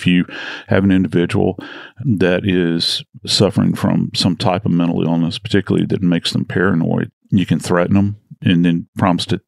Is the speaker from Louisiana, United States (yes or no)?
yes; New Orleans, Louisiana, United States; I'm from New Orleans. We're famous for our graveyards down home.